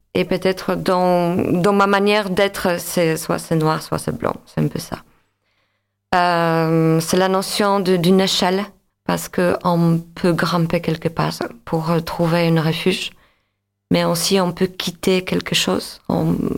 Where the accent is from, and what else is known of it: Łódź, Łódź Voivodeship, Poland; born or raised there; French is a second language; moved away as an adult; now in Montpellier, France